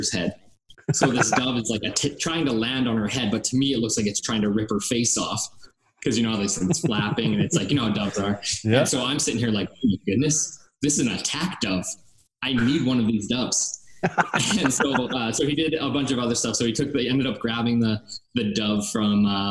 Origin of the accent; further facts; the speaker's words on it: Calgary, Alberta, Canada; I grew up in Calgary, Alberta